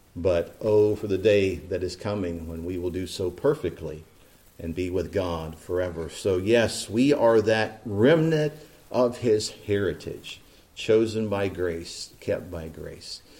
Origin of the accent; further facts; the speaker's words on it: East Central Indiana, United States; Growing up in East Central Indiana